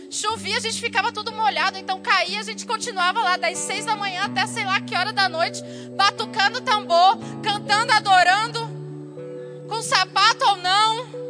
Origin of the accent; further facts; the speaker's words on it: Brazil; moved away; Eu sou brasileira